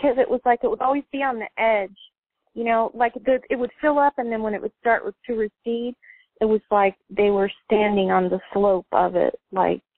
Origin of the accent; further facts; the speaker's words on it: Phoenix, Arizona, United States; I'm from Arizona, okay? So I grew up in Phoenix